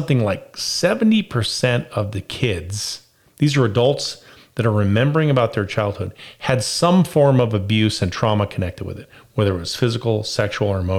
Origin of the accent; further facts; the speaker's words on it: Las Vegas, Nevada, United States; I was raised in Las Vegas